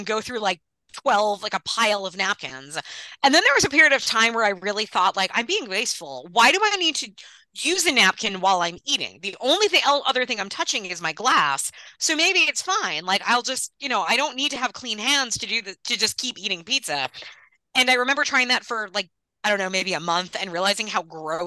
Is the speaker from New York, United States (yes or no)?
yes; Long Island, New York, United States; I grew up on Long Island